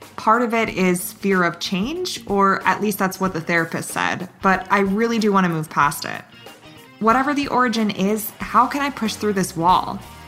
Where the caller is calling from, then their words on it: Boston, Massachusetts, United States; I'm calling in from Boston.